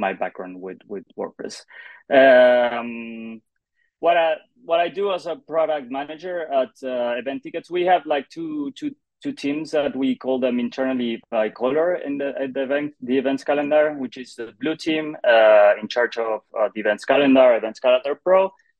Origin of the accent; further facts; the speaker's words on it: Argentina; moved away as an adult; now in Barcelona, Spain; I'm originally from Argentina. During the pandemic, I moved to Spain, to Barcelona